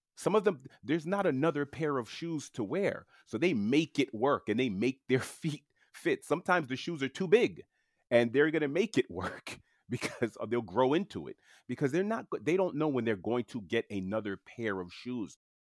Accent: New York City, New York, United States; first language French; English is a second language; I was born and raised in, uh, Queens, New York, in New York City

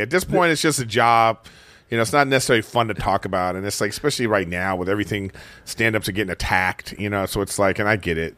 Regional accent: Los Angeles, California, United States; my home

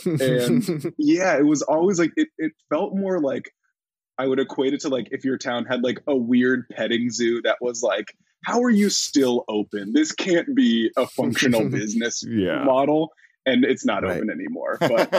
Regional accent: Rhinebeck, New York, United States; also born or lived in Tucson, Arizona / Austin, Texas; I'm from like a small town in upstate New York, and so it's like about 2 hours north of the city

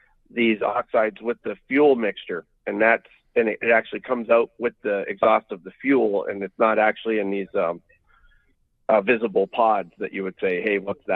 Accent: Canada; as a Canadian right now

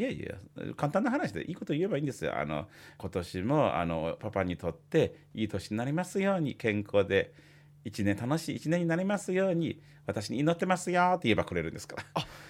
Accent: China; Japanese is a second language; moved away as an adult; also born or lived in Osaka, Japan; now in Japan; 私のふるさとと私の妻のふるさとはまあ離れて2,000キロ以上

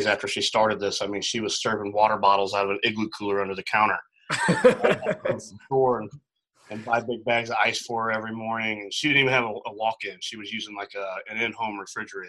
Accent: Edwardsville, Illinois, United States; moved away as an adult; So I'm from a little town called Edwardsville, right across the river from St. Louis. But it's the St. Louis metro area. That's where I grew up.

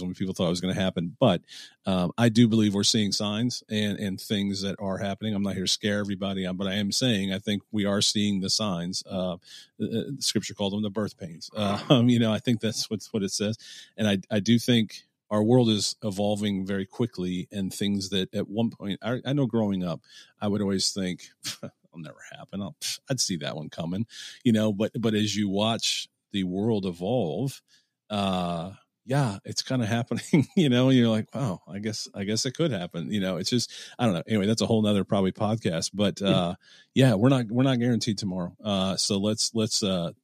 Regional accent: Bedford, Ohio, United States; now in Columbus, United States; I'm a native Clevelander, and we live in Columbus, Ohio

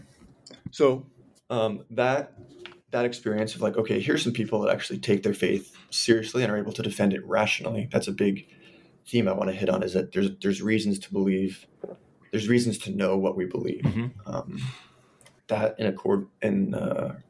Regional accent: Pasadena, California, United States; also born or lived in Los Angeles; So I'm from Los Angeles. I grew up in Pasadena, California

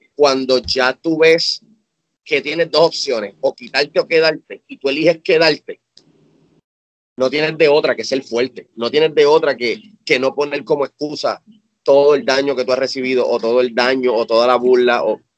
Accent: Cabo Rojo, Puerto Rico; moved away as an adult; also born or lived in San Juan metropolitan area, Puerto Rico; now in United States; yo me mudé de Cabo Rojo, que es mi pueblo natal en Puerto Rico, para el área metro

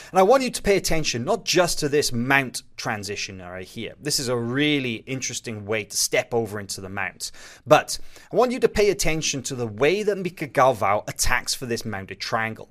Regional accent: Wales, United Kingdom; I'm from Wales.

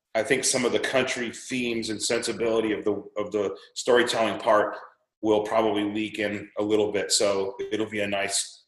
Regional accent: Anaheim, California, United States; we grew up in Anaheim

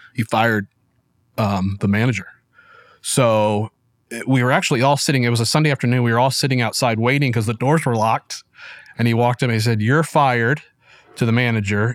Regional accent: Springfield, Missouri, United States; I was born in Springfield, Missouri, which I still live

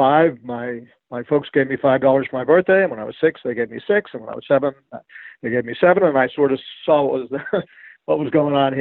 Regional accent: New York City, New York, United States; I grew up in Manhattan

